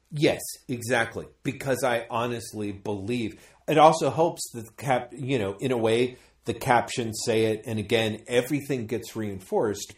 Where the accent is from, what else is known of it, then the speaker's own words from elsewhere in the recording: United States; me growing up as an American